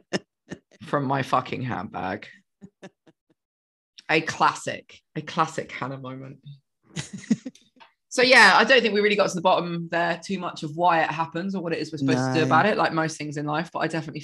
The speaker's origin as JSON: {"language": "English", "region": "England", "country": "United Kingdom", "moved": "yes", "said": "I'm English."}